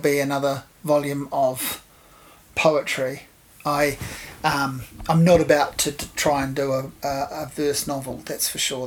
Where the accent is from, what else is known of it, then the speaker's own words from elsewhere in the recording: Hawke's Bay, New Zealand; growing up in Hawke's Bay in the 80s and 90s